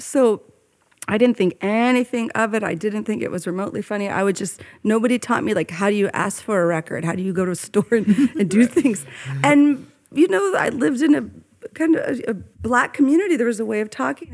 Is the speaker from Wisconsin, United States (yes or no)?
no; Oakland, California, United States; I grew up in Oakland, California